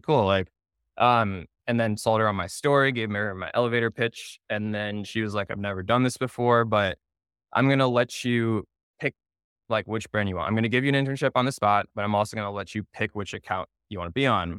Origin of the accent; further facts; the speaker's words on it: Naperville, Illinois, United States; moved away as an adult; also born or lived in Indianapolis, Indiana; now in New York City, United States; I'm born and raised in Naperville, Illinois, so Chicago suburbs